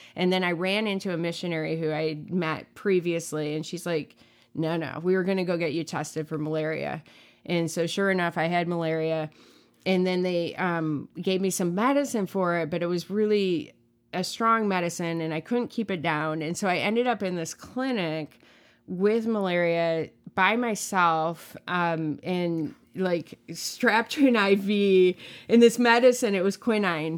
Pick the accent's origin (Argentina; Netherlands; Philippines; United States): United States; I as an American